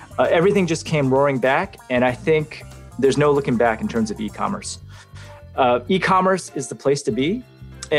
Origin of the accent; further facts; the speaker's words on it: Santa Clara, California, United States; I'm from Santa Clara, California in the United States